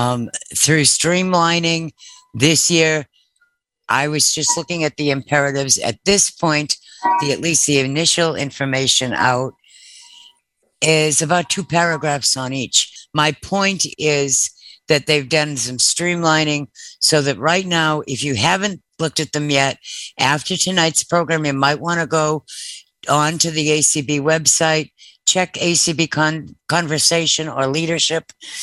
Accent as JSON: {"language": "English", "region": "Massachusetts", "country": "United States", "lives_now": "Maryland, United States", "said": "right around the time I came to Maryland from Massachusetts."}